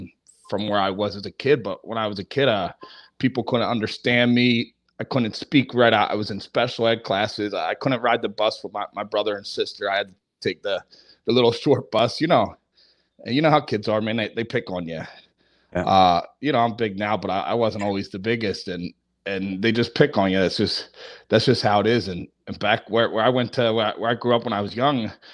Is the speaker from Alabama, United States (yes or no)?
no; New Jersey, United States; also born or lived in Philadelphia, Pennsylvania; I was born in Philadelphia, grew up in New Jersey, like 10 minutes from the city of Philly